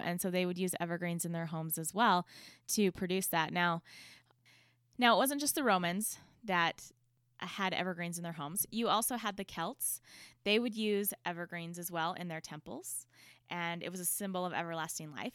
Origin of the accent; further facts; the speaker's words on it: United States; as an American